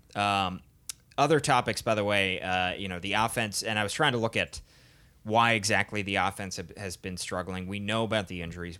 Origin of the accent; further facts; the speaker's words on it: Philadelphia, Pennsylvania, United States; moved away; I'm from Philly. I'm not, I don't live there currently